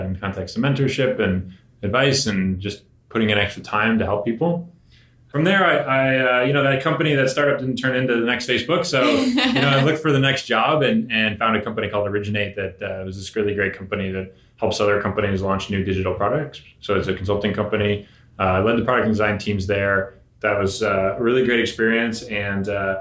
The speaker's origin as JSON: {"language": "English", "region": "Connecticut", "country": "United States", "tie": "born or raised there", "also_born_or_lived": "San Francisco area, California", "said": "I was born outside of San Francisco, but I grew up in Connecticut."}